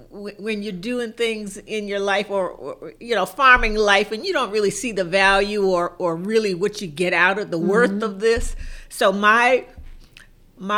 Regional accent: South Carolina, United States; moved away as an adult; also born or lived in Philadelphia, Pennsylvania / Virginia; I grew up in South Carolina

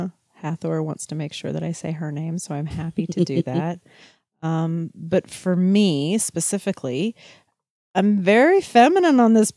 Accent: Texas, United States; Oh, no, I'm from Texas. I love... Okay, sorry. All right. I'm even wearing my boots. Like, yeah, Texas we're okay with.

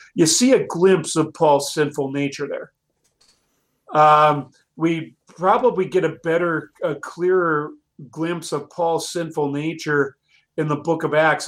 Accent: United States; as American Christians in this wonderful country of ours

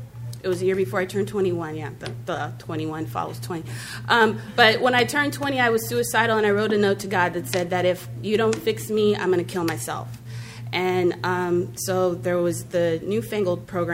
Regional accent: Santa Monica, California, United States; I grew up in Santa Monica

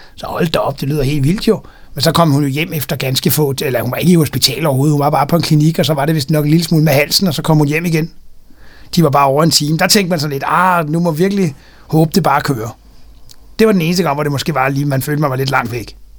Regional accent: Denmark

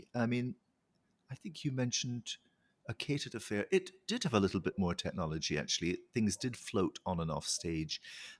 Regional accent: Scotland, United Kingdom; You know, I come from the Highlands of Scotland. I was surrounded by beauty as a child.

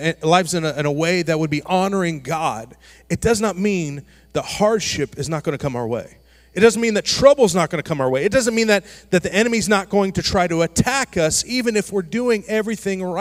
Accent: Florida, United States; Growing up in Florida

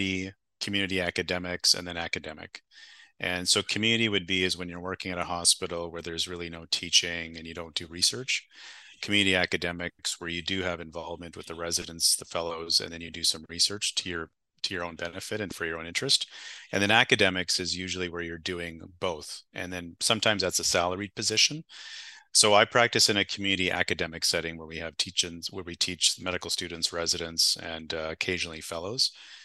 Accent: Winnipeg, Manitoba, Canada; born there; I was born in Winnipeg, Manitoba. For the people that don't know where that is, it's just north of North Dakota.

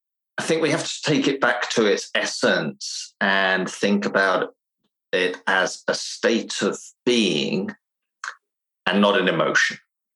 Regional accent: England, United Kingdom; now in Finland; I'm originally from England, but I spent most of my life in Finland, which has given me a little bit of a strange English accent

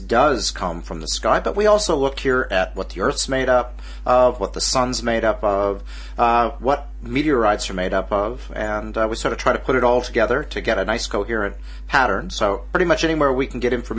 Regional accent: Alaska, United States; I worked for the National Weather Service up where I grew up in Alaska

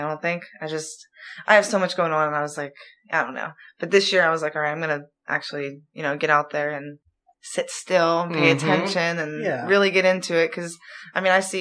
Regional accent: New Castle, Pennsylvania, United States; I'm from Newcastle.

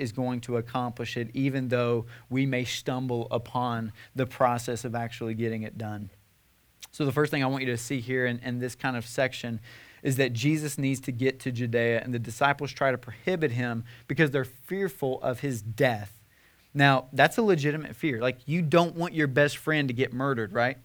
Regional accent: Nashville, Tennessee, United States; we're from the Bible Belt, Nashville, Tennessee

